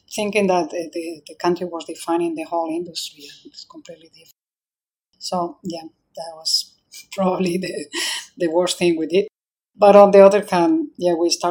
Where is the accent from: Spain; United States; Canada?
Spain; now in Singapore; I'm from Spain